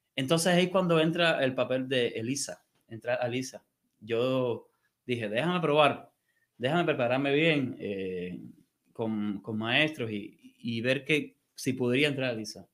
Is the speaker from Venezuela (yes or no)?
no; Havana, La Habana, Cuba; moved away as an adult; also born or lived in Mexico; now in United States; yo soy de La Habana, del barrio de San Miguel del Padrón